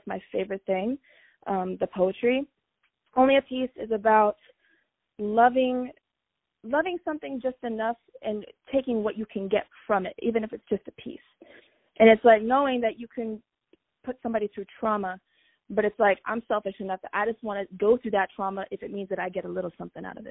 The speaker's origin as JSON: {"language": "English", "town": "Fredericksburg", "region": "Virginia", "country": "United States", "moved": "as an adult", "lives_now": "Los Angeles, United States", "said": "I'm from Virginia, Fredericksburg, Virginia"}